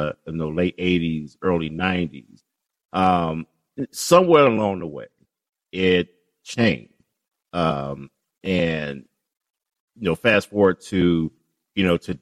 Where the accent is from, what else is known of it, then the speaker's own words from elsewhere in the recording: Chicago, Illinois, United States; I grew up in Englewood, a little bit off of 70th and Winchester